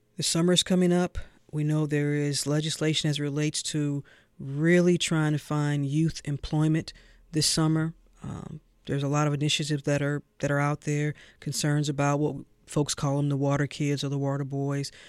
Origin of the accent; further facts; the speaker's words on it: St. Louis, Missouri, United States; now in Georgia, United States; I'm from St. Louis